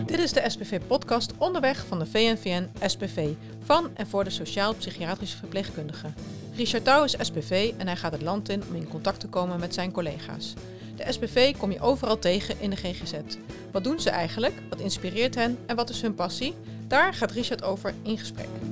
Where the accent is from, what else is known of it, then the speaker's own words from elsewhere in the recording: Groningen, Netherlands; also born or lived in Amsterdam; Groningen, waar mijn geboorteplaats is